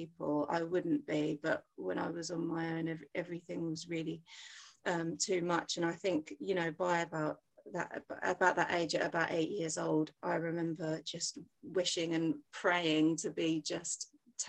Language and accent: English; England, United Kingdom; although I was born in England and grew up here.